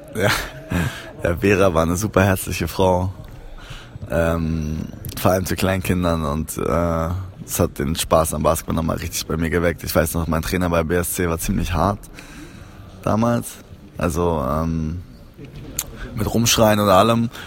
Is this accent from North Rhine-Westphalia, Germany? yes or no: no; Berlin, Germany; also born or lived in Cologne / Trier; ich bin in Köln geboren, wo meine Mutter und mein Vater gelebt haben. Die haben sich getrennt und ich bin mit meiner Mutter nach Berlin gekommen, äh, weil meine Tante damals hier gewohnt hat. Ja, das war es eigentlich schon seitdem, ich glaube seit ich drei bin oder so, bin ich in Berlin.